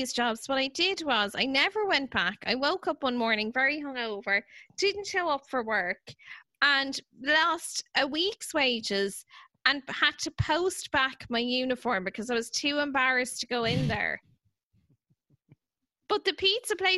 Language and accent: English; Netherlands; I'm from Netherlands